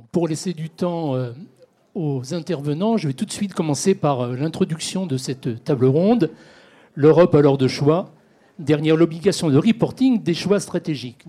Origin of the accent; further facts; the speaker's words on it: France; chez nous en France